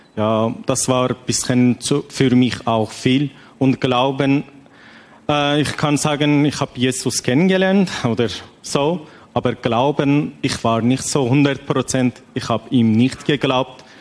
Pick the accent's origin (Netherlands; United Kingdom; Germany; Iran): Iran; German is a second language; moved away as an adult; now in Switzerland; ich komme aus dem Iran